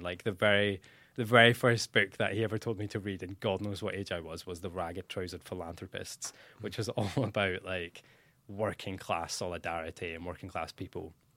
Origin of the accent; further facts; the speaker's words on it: Dundee, Scotland, United Kingdom; moved away as an adult; now in St Andrews, United Kingdom; I'm from Dundee